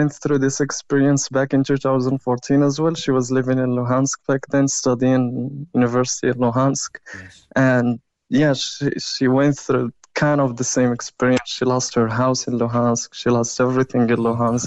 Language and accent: English; Morocco; also born or lived in Kyiv, Ukraine; now in Ireland; I'm originally from Morocco